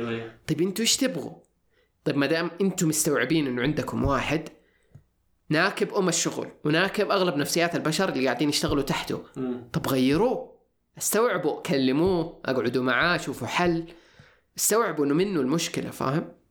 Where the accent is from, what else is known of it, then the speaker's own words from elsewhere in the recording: Saudi Arabia; انا انا كسعودي